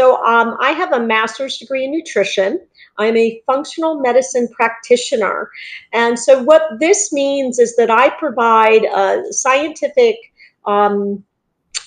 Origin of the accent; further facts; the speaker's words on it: Northeast, United States; also born or lived in Worcester, Massachusetts; now in Southwest Florida, United States; I'm from the Northeast